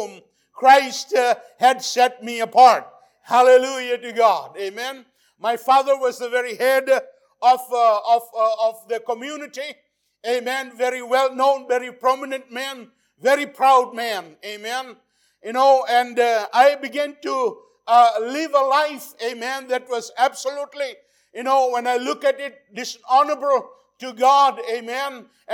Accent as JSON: {"language": "English", "country": "Fiji", "tie": "born or raised there", "said": "I was born in the Fiji Islands in the South Pacific"}